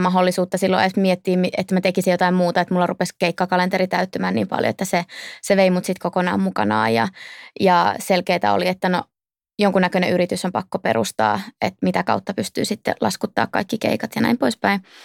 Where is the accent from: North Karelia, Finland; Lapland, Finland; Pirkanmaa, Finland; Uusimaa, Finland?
North Karelia, Finland; Outokumpu; moved away as an adult; also born or lived in Turku; mä oon kasvanut Outokummussa ja käynyt siellä mun koulut